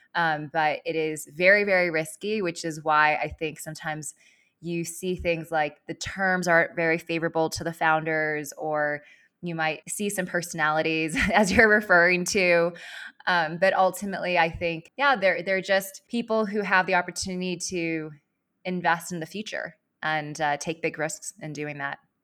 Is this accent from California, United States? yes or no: yes; Los Angeles, California, United States; moved away as an adult; also born or lived in East Coast; I grew up in Los Angeles and I moved out to the East Coast in twenty ten, um, to attend college and business school